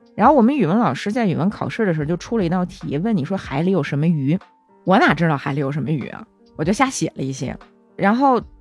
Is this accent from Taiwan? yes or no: no; China; moved away; 咱中国小孩儿